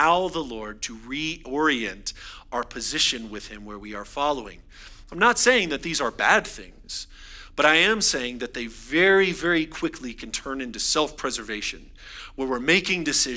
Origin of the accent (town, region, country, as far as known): United States